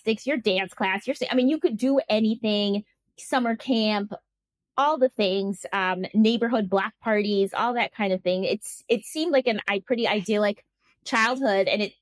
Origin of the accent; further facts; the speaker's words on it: Milwaukee, Wisconsin, United States; moved away as an adult; now in Spain; growing up in Milwaukee was actually quite picturesque